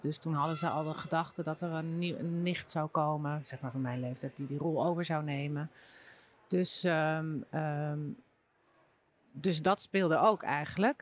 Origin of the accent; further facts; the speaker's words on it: Bunnik, Utrecht, Netherlands; ik kom uit Bunnik